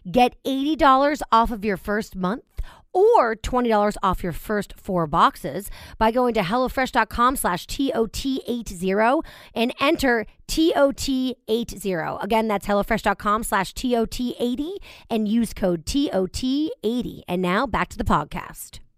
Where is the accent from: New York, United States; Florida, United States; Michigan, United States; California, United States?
New York, United States; I'm telling you too, as a New Yorker, I don't know about you guys, but grocery shopping is such a pain in my butt.